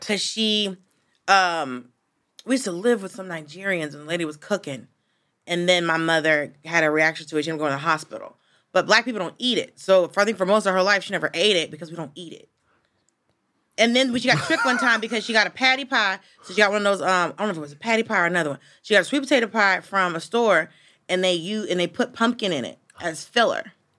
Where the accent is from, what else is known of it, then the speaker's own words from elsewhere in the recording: the South, United States; moved away; I'm from the South